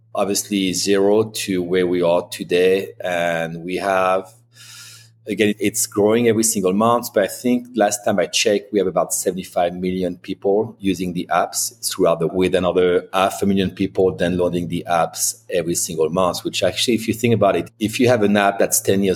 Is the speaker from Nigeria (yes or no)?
no; France; accent: French; English is a second language; moved away as an adult; also born or lived in Spokane, Washington; now in United States; I've got a slight French accent, and I was born in the Loire Valley